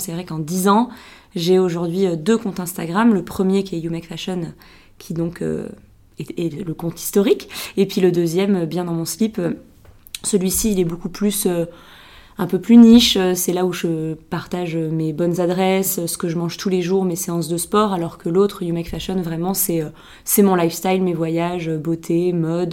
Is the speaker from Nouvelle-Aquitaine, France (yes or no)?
yes; Biarritz, Nouvelle-Aquitaine, France; moved away as an adult; je suis née euh, à Biarritz, donc moi je suis, je suis basque. J'ai passé les 20 premières années de ma vie au Pays Basque